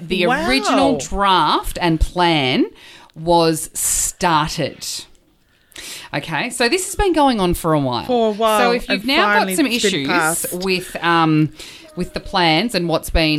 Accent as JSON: {"language": "English", "country": "Australia", "said": "I'm Aussie"}